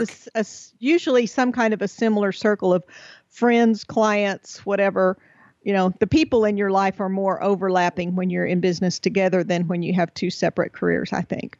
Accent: Texas, United States; moved away; We're originally from Texas

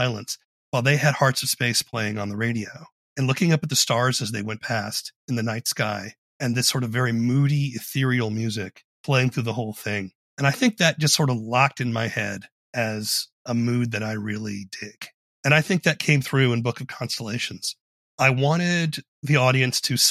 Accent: Charleston, South Carolina, United States; I grew up in Charleston, South Carolina

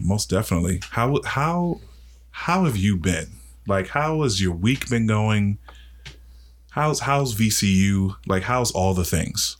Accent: Washington, District of Columbia, United States; I'm from Northwest D C. Like, I didn't grow up with much

